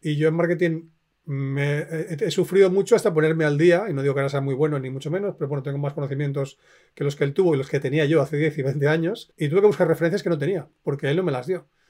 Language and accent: Spanish; Spain; also born or lived in Finland; me crié en España